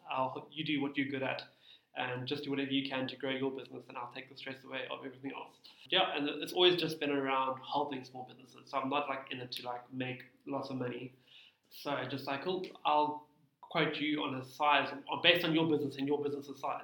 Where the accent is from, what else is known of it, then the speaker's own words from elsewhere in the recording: Cape Town, Western Cape, South Africa; also born or lived in Muizenberg; I'm born and bred Cape Town